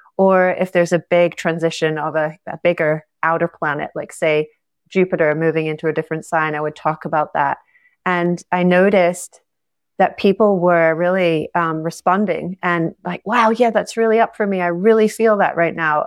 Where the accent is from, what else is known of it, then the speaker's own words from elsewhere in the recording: Scotland, United Kingdom; moved away as an adult; also born or lived in Costa Rica; I'm from Scotland originally